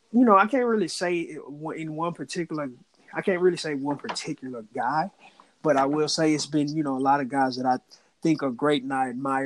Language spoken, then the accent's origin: English; Houston, Texas, United States; Being that I'm from Houston, I've always been an Astros fan.